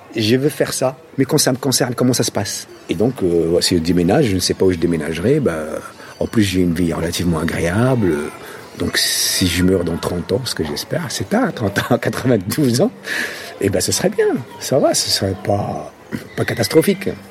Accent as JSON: {"language": "French", "town": "Casablanca", "region": "Casablanca-Settat", "country": "Morocco", "tie": "born or raised there", "also_born_or_lived": "Paris", "second_language": "French", "moved": "yes", "lives_now": "France", "said": "quand j'étais petit, Casablanca, mais c'était le rêve"}